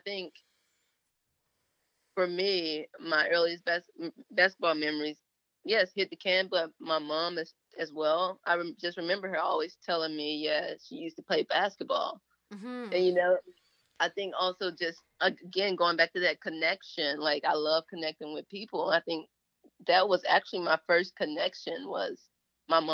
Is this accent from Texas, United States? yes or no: no; Memphis, Tennessee, United States; I'm from the Memphis area